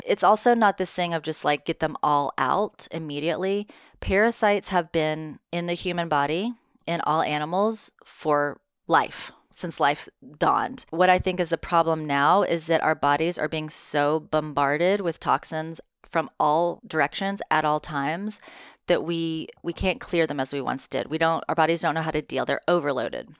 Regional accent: the South, United States; moved away; I'm from the South.

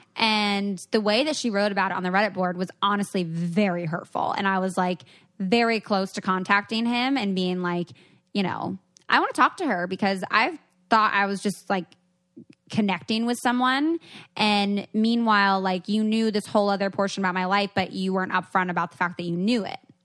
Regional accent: Seattle, Washington, United States; I'm from Seattle.

